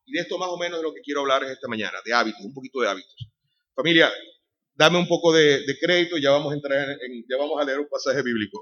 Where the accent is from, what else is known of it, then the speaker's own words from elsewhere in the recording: Venezuela; moved away as an adult; also born or lived in Madrid, Spain; now in Sanlúcar de Barrameda, Spain; soy de Venezuela. Tenemos ya cerca de 17 años en España